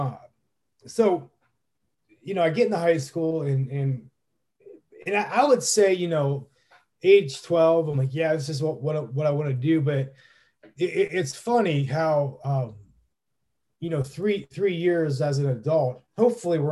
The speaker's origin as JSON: {"language": "English", "region": "Northeast Ohio", "country": "United States", "tie": "born or raised there", "said": "Northeast Ohio in the Midwest"}